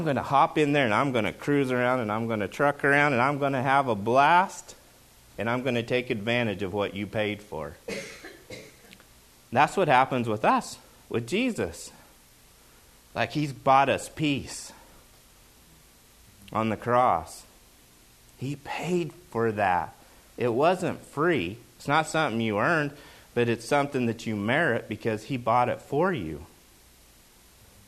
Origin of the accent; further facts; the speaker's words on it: Oklahoma, United States; moved away; when I grew up in Oklahoma, football is a big deal.